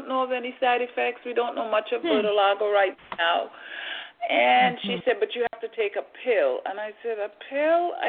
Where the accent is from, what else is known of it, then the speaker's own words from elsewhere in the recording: Trinidad & Tobago; also born or lived in Boston, Massachusetts, United States; now in United States; I was born in Trinidad. I came to the United States in 1970, and I'm still here